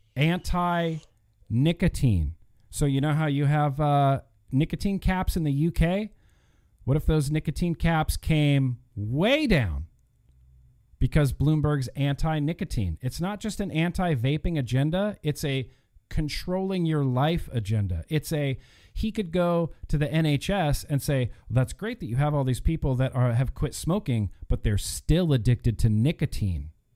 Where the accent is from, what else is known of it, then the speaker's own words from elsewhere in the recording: United States; being an American